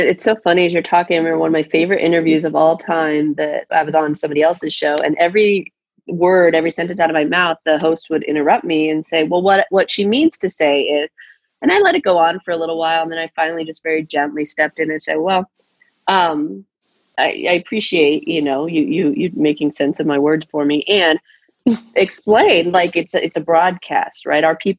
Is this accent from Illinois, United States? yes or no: no; Tucson, Arizona, United States; I was raised in Tucson.